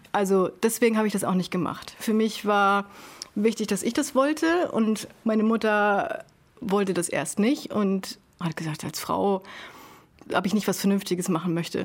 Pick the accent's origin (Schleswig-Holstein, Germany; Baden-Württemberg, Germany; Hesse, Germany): Schleswig-Holstein, Germany; Sylt; moved away; ich da halt geboren und aufgewachsen bin